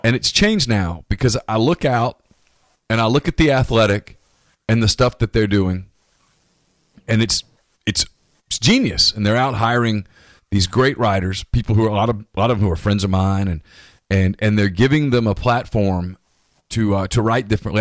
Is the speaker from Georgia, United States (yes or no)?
no; North Louisiana, United States; moved away as an adult; also born or lived in Mobile, Alabama / Spanish Fort, Alabama; I grew up in North Louisiana.